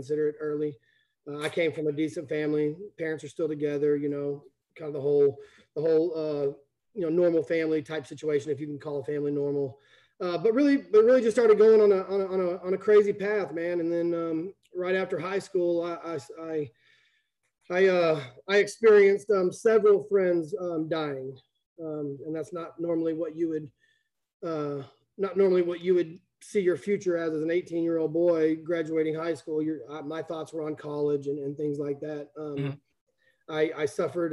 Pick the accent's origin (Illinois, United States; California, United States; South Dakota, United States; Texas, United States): Texas, United States; Plano; I grew up in Plano, Texas. Family got here in about 1975